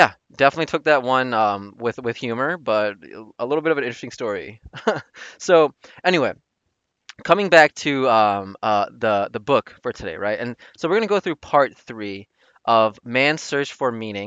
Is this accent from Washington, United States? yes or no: no; Chicago, Illinois, United States; going to school and growing up in Chicago